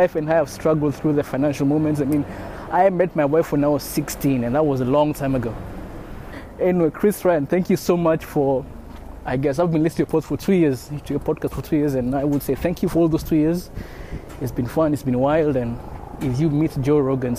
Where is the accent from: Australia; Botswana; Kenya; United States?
Kenya; moved away; I am a Kenyan living